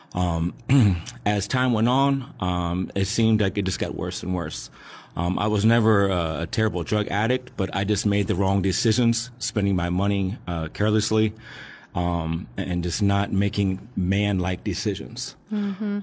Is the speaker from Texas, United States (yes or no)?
no; Alexandria, Virginia, United States; I grew up in Alexandria, Virginia